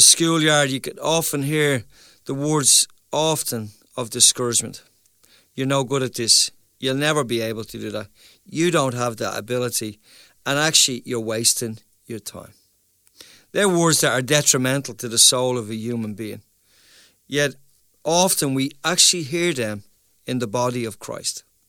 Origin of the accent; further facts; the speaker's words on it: Ireland; also born or lived in Dublin; as Irish people